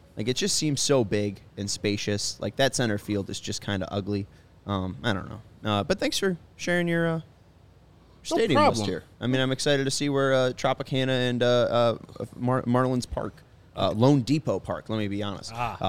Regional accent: Sweden; Because I'm from Sweden

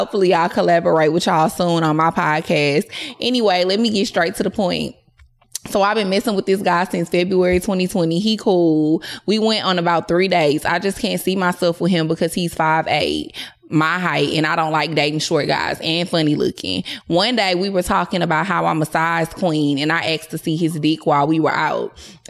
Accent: Philadelphia, Pennsylvania, United States; now in Charlotte, United States; I live in Charlotte now, but I'm from Philly, so I literally will fly to Philly for the dick.

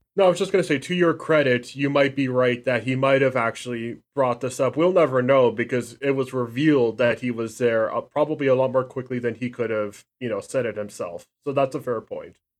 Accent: Canada; I'm Canadian

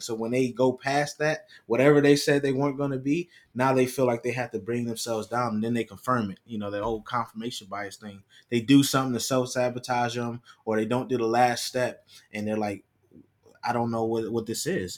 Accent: Rochester, New York, United States; growing up in Rochester, New York

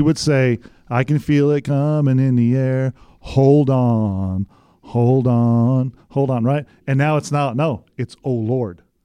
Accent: West Texas, United States; moved away as an adult; I'm from West Texas

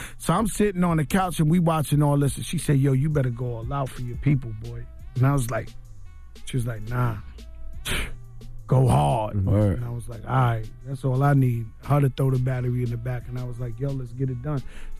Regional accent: New York City, New York, United States; You know, I'm Puerto Rican, you know what I'm saying? I'm from the Bronx. I'm born in the Bronx, but my roots is Puerto Rican.

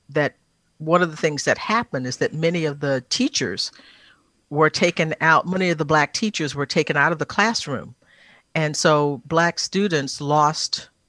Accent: Texas, United States; that's that's part of being uh, about being a Texan that I think lots of people embrace

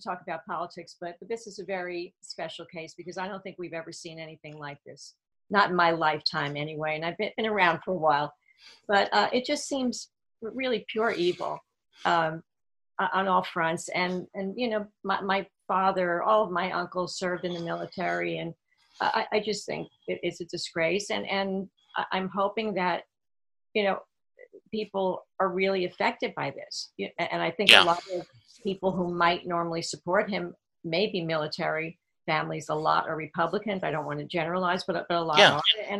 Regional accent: Newark, New Jersey, United States; Well, I grew up mostly in Newark, New Jersey. And my family was very much of the … generation.

